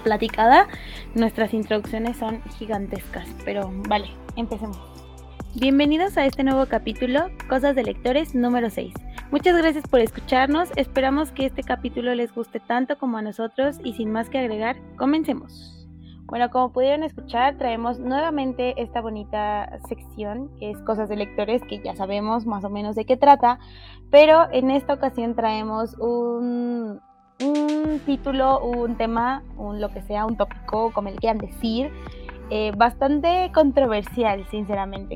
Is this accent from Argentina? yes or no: no; Mexico; nosotros somos mexicanos